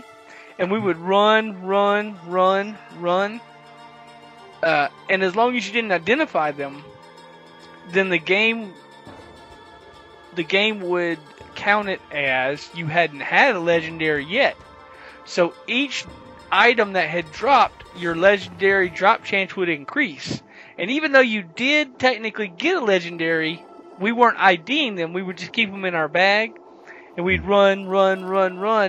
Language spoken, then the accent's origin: English; the South, United States; I'm from the South